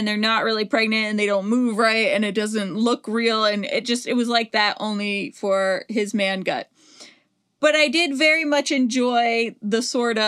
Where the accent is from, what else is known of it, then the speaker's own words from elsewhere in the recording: Southern California, United States; I grew up in Southern California